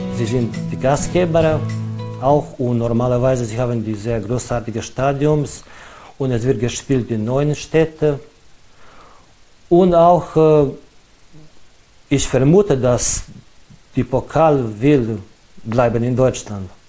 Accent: Alibunar, Vojvodina, Serbia; German is a second language; ich komme aus Libunar

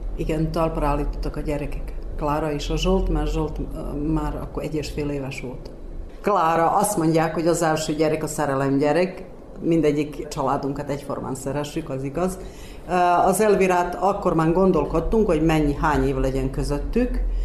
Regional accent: Udvarszállás, Vojvodina, Serbia; now in Vršac, Serbia; Udvarszállási születésű vagyok, de már 40, majd 42 éve itt élek Versecen

